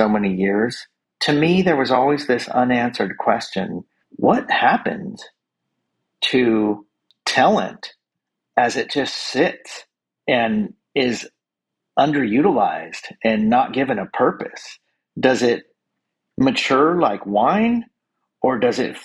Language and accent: English; Northern California, United States; now in Los Angeles, United States; We're both from Northern California